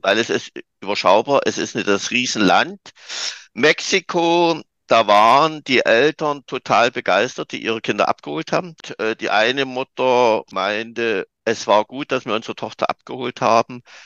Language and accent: German; Saxony, Germany; also born or lived in Dresden; Bei uns in Sachsen, in den neuen Bundesländern